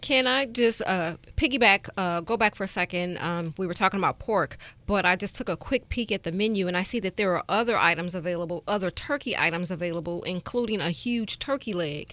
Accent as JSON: {"language": "English", "town": "Chicago", "region": "Illinois", "country": "United States", "moved": "yes", "said": "I'm from Chicago"}